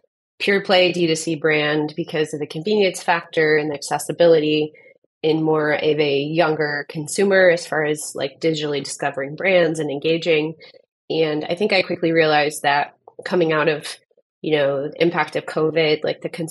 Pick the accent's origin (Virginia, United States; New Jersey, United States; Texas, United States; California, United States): California, United States; Southern; now in Arizona, United States; I grew up in Southern California